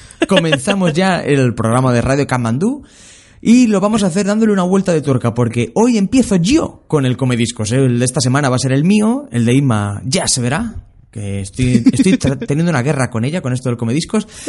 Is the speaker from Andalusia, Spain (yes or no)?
yes; Linares, Andalusia, Spain; moved away; de mi casa, en Linares, cuando yo vivía en Linares